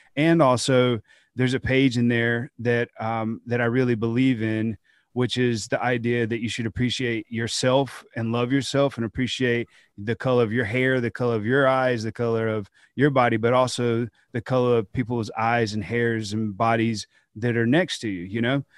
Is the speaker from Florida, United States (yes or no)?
no; Georgia, United States; kids in my home state